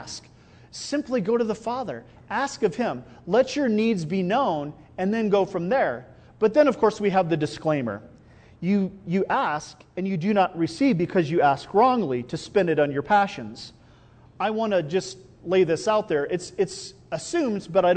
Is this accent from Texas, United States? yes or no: no; Iowa, United States; also born or lived in Albuquerque; now in Rio Rancho, United States; I grew up in Iowa